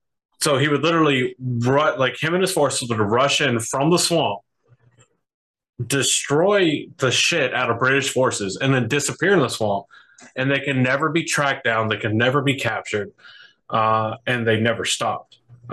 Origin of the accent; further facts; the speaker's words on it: South Carolina, United States; I grew up in South Carolina, so Sir Francis Marion is near and dear to the heart.